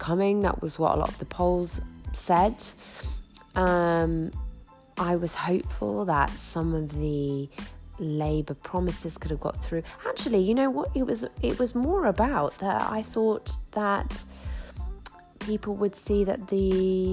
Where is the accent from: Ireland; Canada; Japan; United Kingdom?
United Kingdom; Grimsby, Yorkshire and the Humber; my hometown of Grimsby, a big industrial town